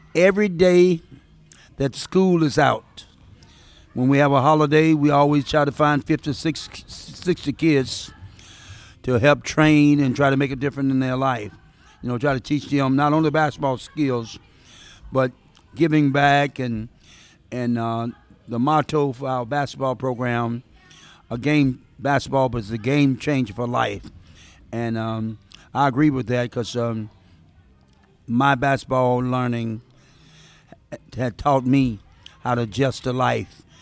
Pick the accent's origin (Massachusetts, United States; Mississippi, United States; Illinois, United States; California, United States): Mississippi, United States; the South; now in Seattle, United States; I'm from the South